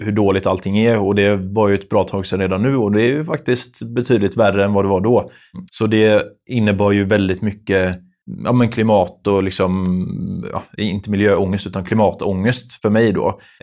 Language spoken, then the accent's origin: Swedish; Lerum, Västra Götaland, Sweden; vi är från Lerum då, eh, båda två